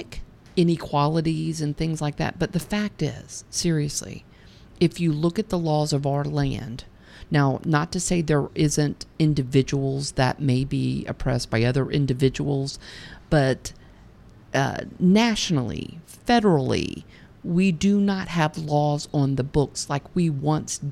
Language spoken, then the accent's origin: English; United States; I'm obligated as an American